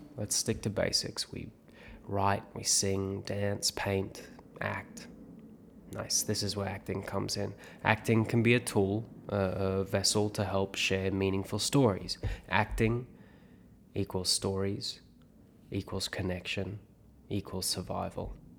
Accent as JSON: {"language": "English", "country": "South Africa", "tie": "born or raised there", "moved": "yes", "said": "I grew up in South Africa"}